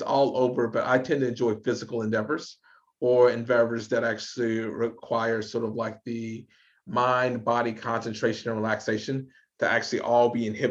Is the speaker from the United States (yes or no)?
yes; the South, United States; I grew up in the South, so I used to go to the shooting range a lot